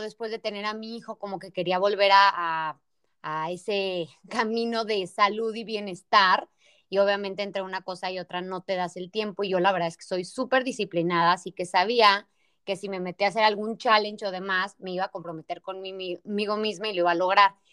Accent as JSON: {"language": "Spanish", "town": "Torreón", "region": "Coahuila", "country": "Mexico", "moved": "yes", "said": "Rosé y yo somos de Torreón, así que nos conocemos de, yo creo que desde los 15 años"}